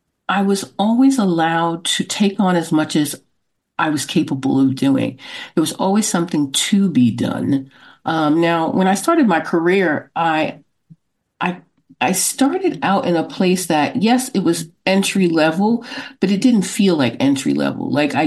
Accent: Brooklyn, New York, United States; Brooklyn, New York.

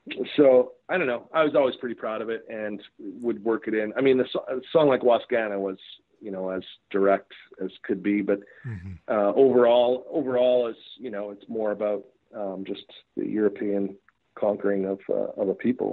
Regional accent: Regina, Saskatchewan, Canada; born or raised there; also born or lived in Toronto

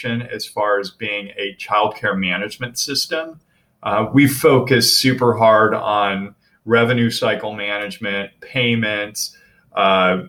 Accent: Bedford, Texas, United States; moved away; also born or lived in California / Buffalo, New York; I grew up in Bedford, Texas.

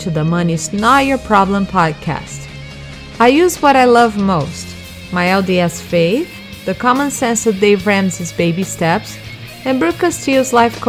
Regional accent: Brazil; English is a second language; moved away as an adult; we both have kind of the same accent because we're both from Brazil

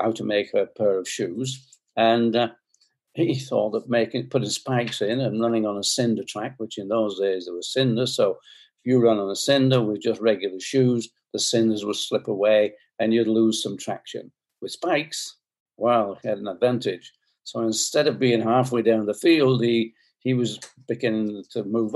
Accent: Bolton, North West England, United Kingdom; I was born in Bolton, that's in England, in the UK, and I was born in 1935

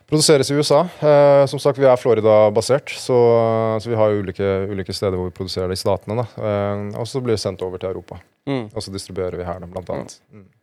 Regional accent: Norway; Jeg er fra Norge, jobber i Just Derfor

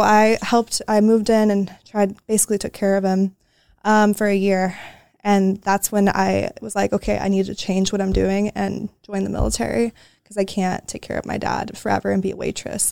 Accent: Oahu, Hawaii, United States; moved away; I grew up on Oahu.

